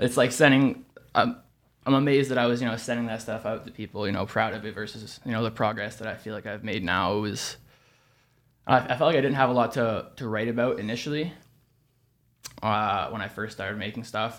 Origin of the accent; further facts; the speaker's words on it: Toronto, Ontario, Canada; born and raised in Toronto